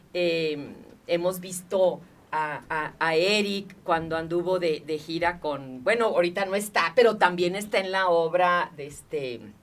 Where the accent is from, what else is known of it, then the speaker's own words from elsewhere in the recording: Nogales, Sonora, Mexico; yo soy de Nogales, Sonora